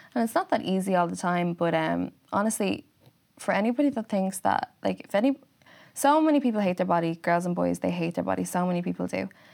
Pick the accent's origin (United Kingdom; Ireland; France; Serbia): Ireland; Wexford, Leinster; moved away; I'm from Wexford